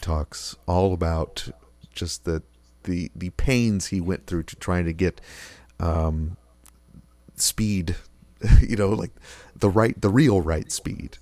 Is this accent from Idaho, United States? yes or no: no; Rochester, New York, United States; moved away as an adult; also born or lived in Georgia; now in Buffalo, United States; my hometown of Rochester